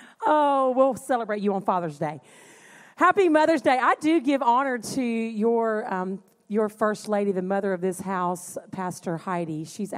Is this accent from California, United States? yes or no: no; North Carolina, United States; also born or lived in Puerto Rico / Louisiana; now in Ohio, United States; And so I was born in Puerto Rico, lived there 5 years, moved to North Carolina, many years there, moved to Louisiana.